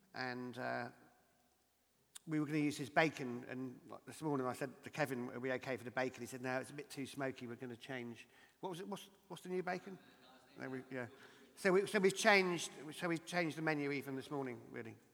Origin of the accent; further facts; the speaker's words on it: Dorset, South West England, United Kingdom; my hometown in Dorset in Lyme Regis